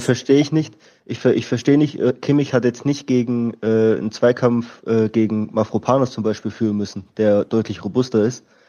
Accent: Stuttgart, Baden-Württemberg, Germany; also born or lived in Austria; bin in Stuttgart aufgewachsen, in der Nähe von Stuttgart

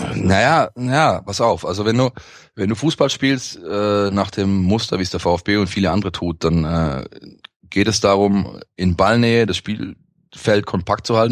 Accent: Vaihingen an der Enz, Baden-Württemberg, Germany; also born or lived in Stuttgart; bin hier geboren, bin in der Stadt geboren im Osten. Ähm, bin dann äh, ein Großteil meiner Jugend und ja meines frühen Erwachsenen-Daseins äh, im Speckgürtel aufgewachsen, in Feigen an der Enz

